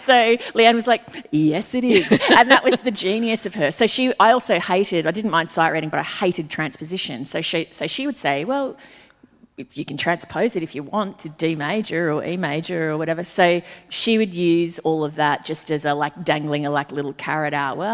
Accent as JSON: {"language": "English", "town": "Brisbane", "region": "Queensland", "country": "Australia", "tie": "born or raised there"}